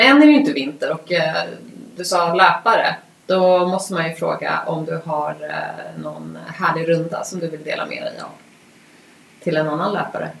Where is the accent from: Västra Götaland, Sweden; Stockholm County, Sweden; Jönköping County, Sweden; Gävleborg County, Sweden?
Stockholm County, Sweden; Vaxholm; Vi är uppvuxna ute på Rinde båda två